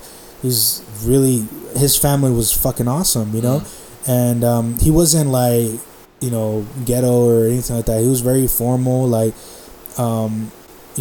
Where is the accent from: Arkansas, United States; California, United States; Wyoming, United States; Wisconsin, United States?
California, United States; Compton; I grew up in Compton. I lived there a good portion of my life